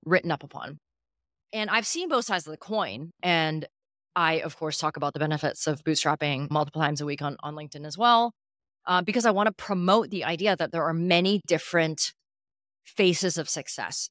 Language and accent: English; Calgary, Alberta, Canada; born or raised there; also born or lived in Hong Kong / Vancouver / New York City; now in Bangkok, Thailand